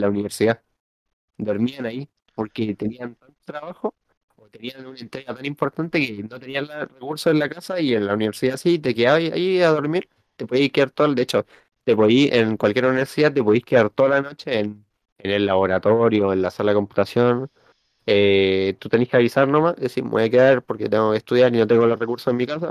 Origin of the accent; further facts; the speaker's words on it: Chile; accent: chileno; nosotros hablamos con acento chileno